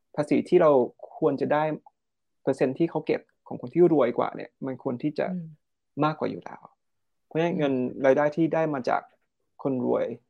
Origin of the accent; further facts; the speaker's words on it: Thailand; เราเติบโตมาในประเทศที่มีเป็นศาสนาพุทธ